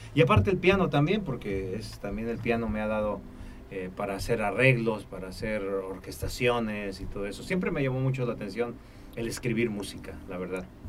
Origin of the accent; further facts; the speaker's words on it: Tampico, Tamaulipas, Mexico; moved away; also born or lived in Mexico City / Los Angeles; soy oriundo de Tampico, Tamaulipas